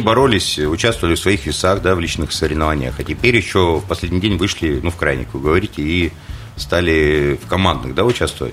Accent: Krasnoyarsk, Krasnoyarsk Krai, Russia; я даже как красноярец

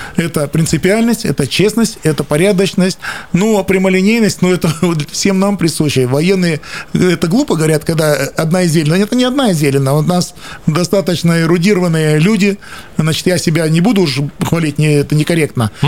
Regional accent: Krasnoyarsk, Krasnoyarsk Krai, Russia; Я сибиряк, я коренной красноярец

